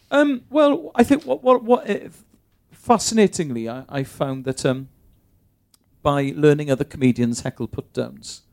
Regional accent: Bristol, South West England, United Kingdom; also born or lived in Cardiff; I was born in Bristol, right. raised there

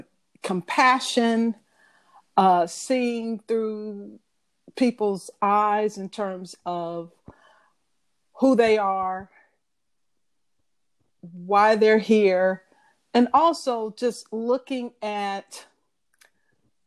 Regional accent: St. Louis, Missouri, United States; moved away as an adult; also born or lived in Chicago; I'm originally from St. Louis, Missouri. Grew up, born and raised.

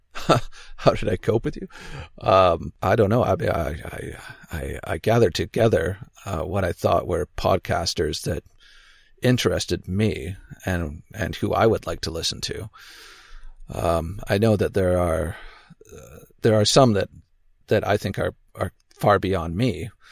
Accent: Canada; also born or lived in Victoria, British Columbia; I'm Canadian. I live on the West Coast on an island. May have heard of Vancouver Island, Victoria, B C.

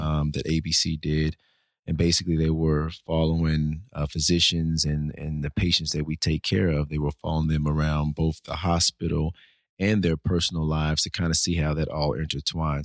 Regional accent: Nashville, Tennessee, United States; also born or lived in Fort Lauderdale, Florida; born and raised in Nashville

